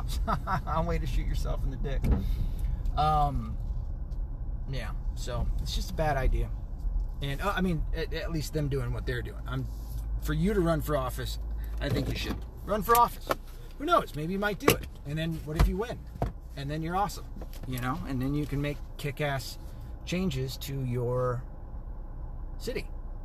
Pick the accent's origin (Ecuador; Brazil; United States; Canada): United States; the South; now in near Detroit, United States; I'm a kid from the South